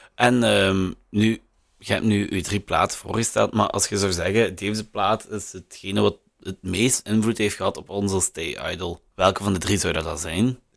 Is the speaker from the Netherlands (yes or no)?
no; Limburg, Flanders, Belgium; als Limburger